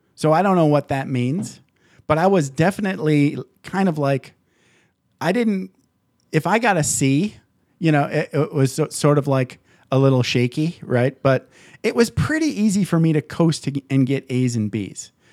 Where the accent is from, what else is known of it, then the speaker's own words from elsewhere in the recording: Michigan, United States; I grew up in Michigan